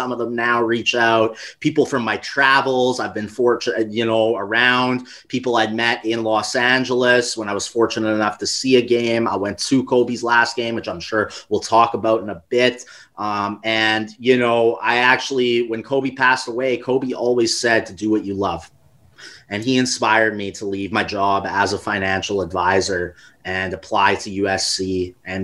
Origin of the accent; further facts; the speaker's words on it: Canada; I grew up in Canada